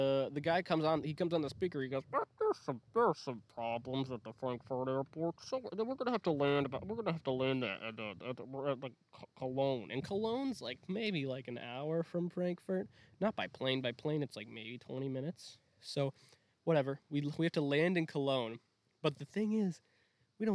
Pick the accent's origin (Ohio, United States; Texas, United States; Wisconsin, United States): Wisconsin, United States; I'm from Wisconsin.